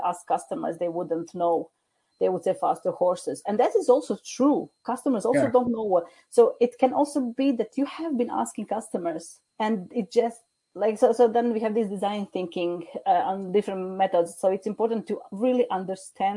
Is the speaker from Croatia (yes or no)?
yes; Croatia; now in Norway; I'm originally from Croatia